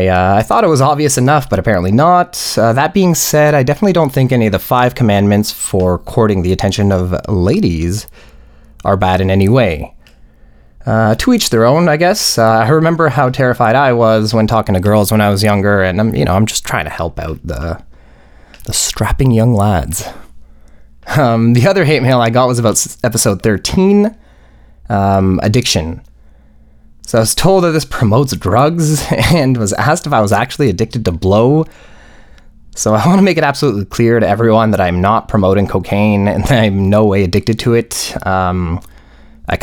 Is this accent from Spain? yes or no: no; Poland; now in Canada; Also, I grew up in Poland and suburban Canada, which are both, what's the term? White AF.